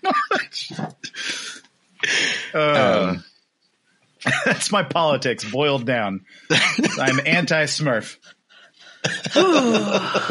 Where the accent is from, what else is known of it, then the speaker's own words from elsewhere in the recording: York, Pennsylvania, United States; moved away; also born or lived in Long Beach, California; we moved back to my hometown of York, Pennsylvania